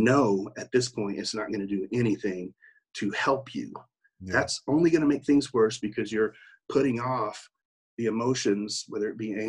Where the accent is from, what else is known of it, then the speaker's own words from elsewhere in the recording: Oklahoma City, Oklahoma, United States; accent: country; also born or lived in New York; I'm from Oklahoma City